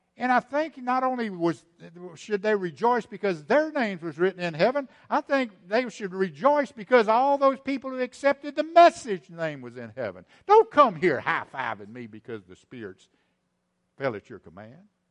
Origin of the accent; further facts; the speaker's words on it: East Texas, United States; I'm from East Texas. I can use that weird language